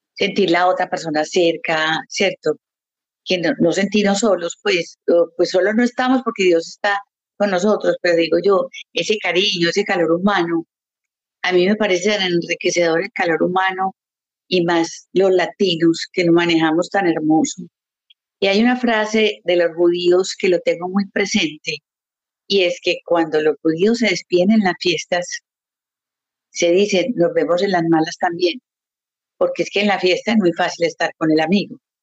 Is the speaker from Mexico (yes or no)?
no; Colombia; also born or lived in Canada; now in Montreal, Canada; yo soy colombiana de corazón, amo mi país